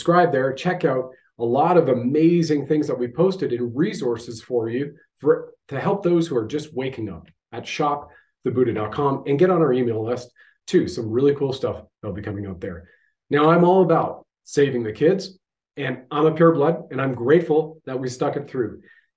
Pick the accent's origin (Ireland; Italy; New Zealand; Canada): Canada